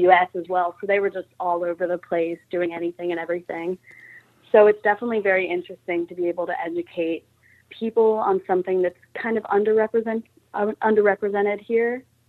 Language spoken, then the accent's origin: English; Fayetteville, West Virginia, United States; I was born and raised here in Fayetteville, West Virginia